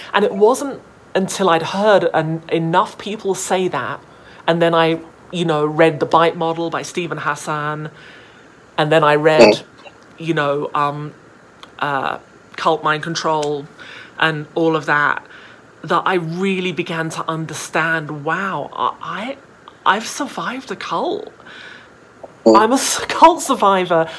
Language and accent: English; United Kingdom; moved away; I was raised, you know, yeah. in the organization in the UK